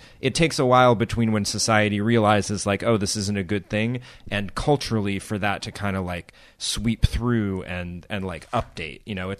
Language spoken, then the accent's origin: English; the South, United States; I growing up in the South and that, you know, wasn't that long, like in the 80s.